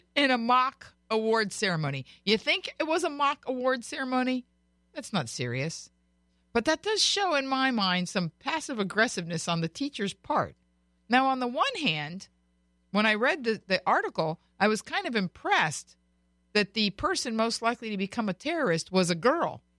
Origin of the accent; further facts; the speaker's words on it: Florida, United States; now in California, United States; I was born and raised in Florida, but I live in California